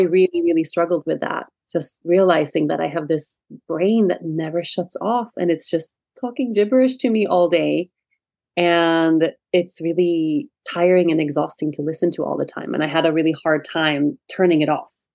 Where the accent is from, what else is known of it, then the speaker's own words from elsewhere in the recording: Sweden; moved away as an adult; I was born and raised in Sweden. And I lived in Sweden until I was about 18 years old.